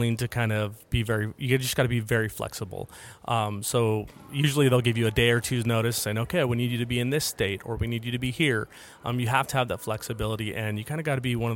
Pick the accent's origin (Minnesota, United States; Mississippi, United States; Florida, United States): Florida, United States; Jacksonville; I'm from Jacksonville, Florida.